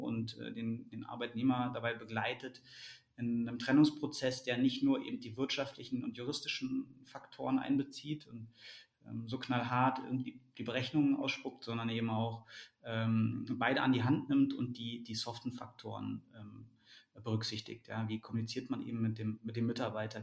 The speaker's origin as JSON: {"language": "German", "region": "Berlin", "country": "Germany", "tie": "born or raised there", "also_born_or_lived": "London", "moved": "as an adult", "said": "geboren in Berlin, aufgewachsen in Berlin, ähm, dann äh, 2007 nach, nach, nach London äh, gezogen"}